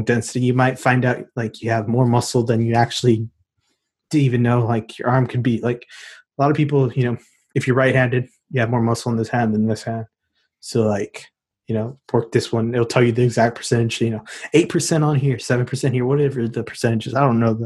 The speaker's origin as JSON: {"language": "English", "region": "Texas", "country": "United States", "said": "I'm from Texas, so we got crazy stuff down here"}